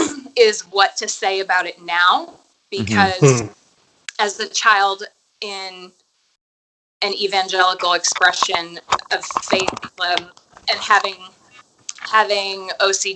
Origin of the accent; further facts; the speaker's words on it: suburbs outside of New Orleans, Louisiana, United States; in the suburbs that I grew up in outside of New Orleans